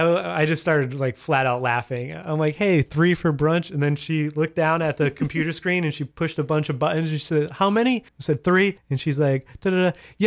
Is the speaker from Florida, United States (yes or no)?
no; Massachusetts, United States; now in Maine, United States; I grew up in Massachusetts